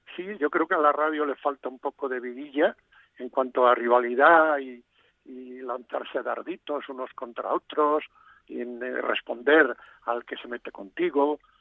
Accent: Galicia, Spain; first language Galician; moved away; ya que andas por mi tierra, pues te vas a Finisterre, a Fisterra, como, como dicen en, mi idioma

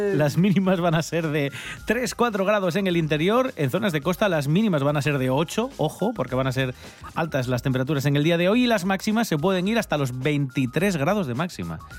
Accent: Asturias, Spain

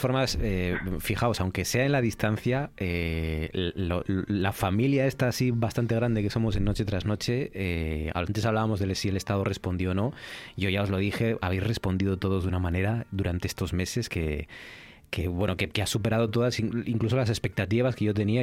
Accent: Asturias, Spain; los, asturianos, ¿no? Como asturianos

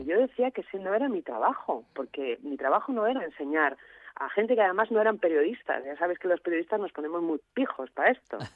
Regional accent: Asturias, Spain; now in León, Spain; En cuanto vivo en León, hace unos cuantos años, voy a Asturias frecuentemente, es mi casa, mi tierra

